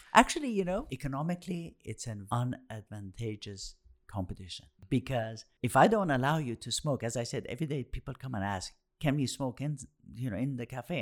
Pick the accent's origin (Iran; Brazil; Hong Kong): Iran; Tehran, Tehran Province; growing up in Tehran, the center of the action was that whole area